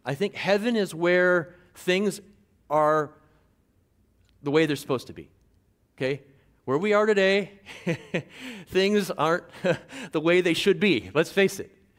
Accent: Guam; moved away as an adult; now in Tangier, Morocco; I'm from Guam originally, uh, raised by a Chamorro stepfather

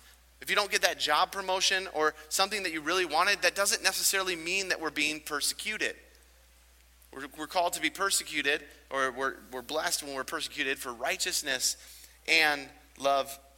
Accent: United States; growing up in America

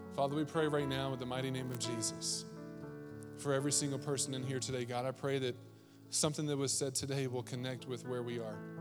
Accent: East Coast, United States; I grew up on the East Coast.

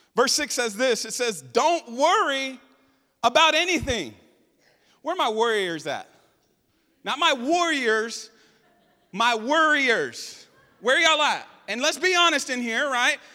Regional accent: United States

